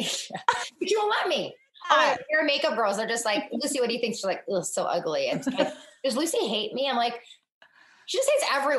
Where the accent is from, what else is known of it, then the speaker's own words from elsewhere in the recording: northern China, China; And we're both from Northern China. We're just 2 years apart.